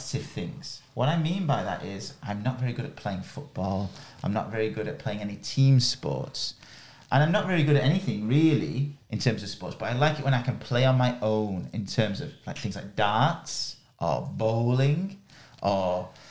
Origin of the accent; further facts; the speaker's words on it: near Manchester, North West England, United Kingdom; I am lucky enough to be born in England, and I am from, my nearest city is Manchester